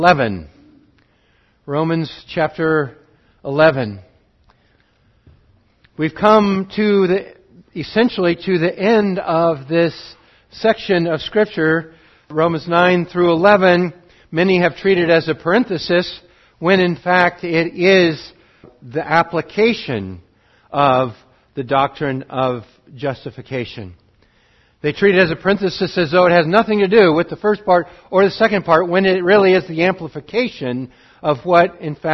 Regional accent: Montana, United States; also born or lived in Montgomery, Alabama; Spent the rest of my growing up in Montana

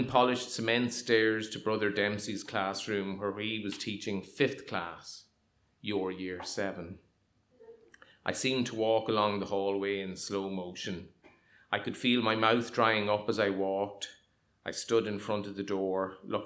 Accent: Monaghan, County Monaghan, Ireland; also born or lived in Dundalk; In 1976, we moved from Dundalk, which I thought was the centre of the universe, to what was actually the true centre of the universe, Monaghan. I was 9.

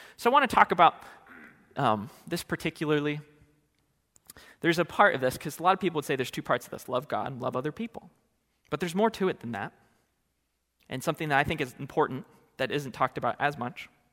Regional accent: California, United States; moved away as an adult; now in Oregon, United States; I hail from California.

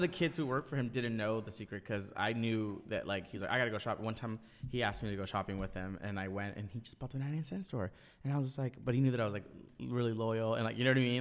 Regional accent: Orange County, California, United States; I grew up in Orange County

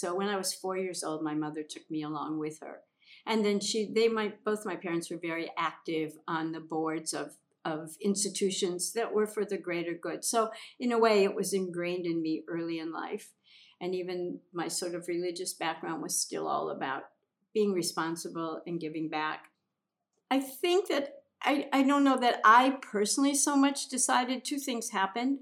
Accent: Minnesota, United States; also born or lived in The Hamptons, New York; now in Bali, Indonesia; I came here from living in the Hamptons, but I grew up in Minnesota.

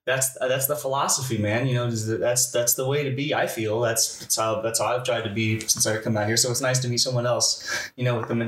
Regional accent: Springfield, Illinois, United States; Springfield, Illinois is where I'm from.

